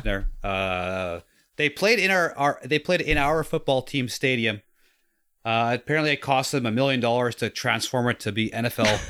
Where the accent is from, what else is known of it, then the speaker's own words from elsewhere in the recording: Canada; as a kid, as a Canadian